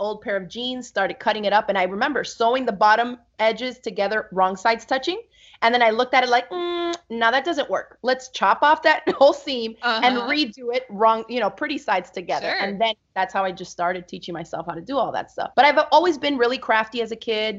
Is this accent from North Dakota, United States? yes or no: no; Miami, Florida, United States; also born or lived in New York; I grew up in Miami, Florida with my mom and three other sisters.